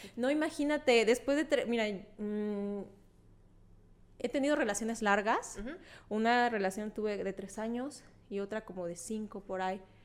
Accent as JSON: {"language": "Spanish", "region": "Veracruz", "country": "Mexico", "tie": "born or raised there", "moved": "yes", "said": "fui a, mi pueblo, a Veracruz porque acompañé a mi abuelita"}